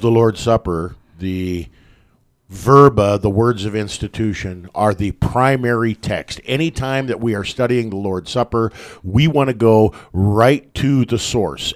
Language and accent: English; West Point, Nebraska, United States; Growing up in, uh, my hometown, about a hundred miles north of Lincoln, up in West Point